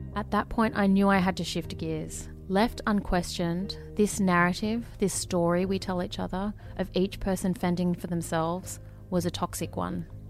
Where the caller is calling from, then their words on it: Melbourne, Victoria, Australia; I'm calling from Melbourne.